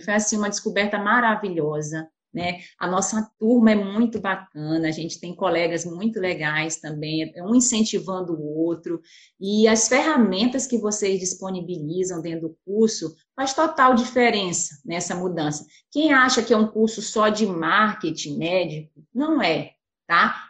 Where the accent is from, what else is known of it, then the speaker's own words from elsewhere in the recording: Pará, Brazil; moved away as an adult; also born or lived in Belo Horizonte; eu sou paraense